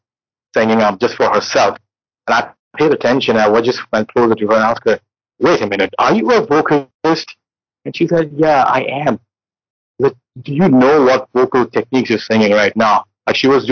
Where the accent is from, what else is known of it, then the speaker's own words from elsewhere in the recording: India; I'm an Indian and in our traditional music, drums play a very important role